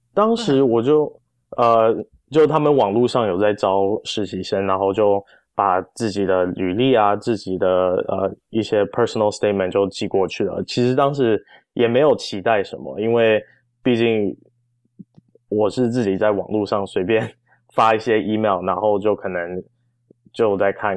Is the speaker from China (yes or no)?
no; Arcadia, California, United States; moved away as an adult; also born or lived in Taiwan; now in Washington, D.C., United States; 我是在台湾出生，然后八岁的时候跟爸爸妈妈移民到南加州